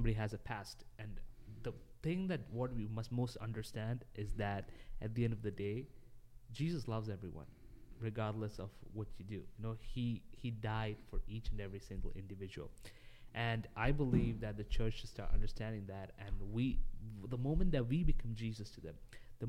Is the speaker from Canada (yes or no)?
no; Dubai, United Arab Emirates; while I was growing up in Dubai